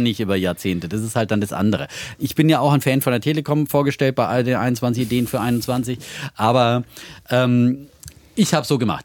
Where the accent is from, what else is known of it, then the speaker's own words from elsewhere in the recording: Hohenlohe Franconia, Baden-Württemberg, Germany; meiner fränkischen Heimat, ja, aus dem hoheloischen äh, Frankenland, ähm, das zu Baden-Württemberg